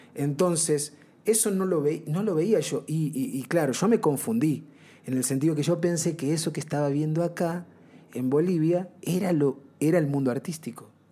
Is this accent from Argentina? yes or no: yes; Banfield, Buenos Aires Province, Argentina; moved away as an adult; yo volví a, la Argentina